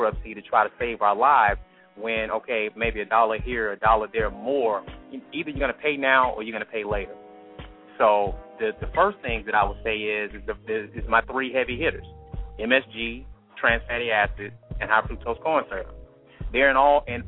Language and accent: English; Atlanta, Georgia, United States; now in Grand Prairie, United States; I'm from Atlanta, Georgia